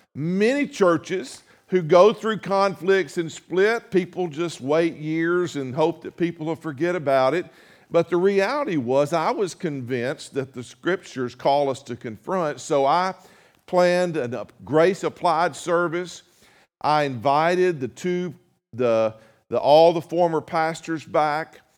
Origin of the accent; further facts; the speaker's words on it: North Mississippi, United States; moved away as an adult; now in Jefferson City, United States; I'm from North Mississippi